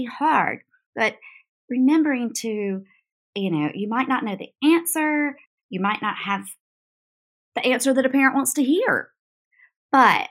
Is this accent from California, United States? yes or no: no; North Carolina, United States; now in South Carolina, United States; I'm from North Carolina